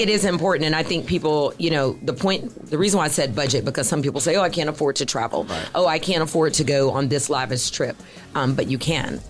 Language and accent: English; Houston, Texas, United States; I'm a Houston native